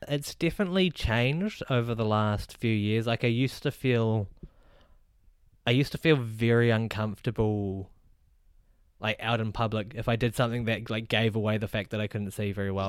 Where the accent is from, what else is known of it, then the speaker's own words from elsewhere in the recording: Wellington, New Zealand; now in Auckland, New Zealand; when I moved up to Auckland, I, 'cause I'm originally from Wellington